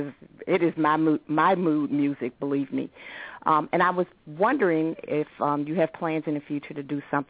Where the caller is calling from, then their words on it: Oxon Hill, Maryland, United States; I'm calling from Oxon Hill, Maryland.